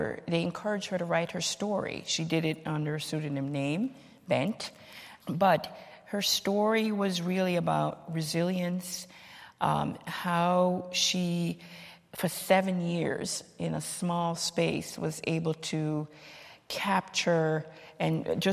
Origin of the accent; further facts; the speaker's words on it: Jamaica; now in Cambridge, United States; I'm from Jamaica originally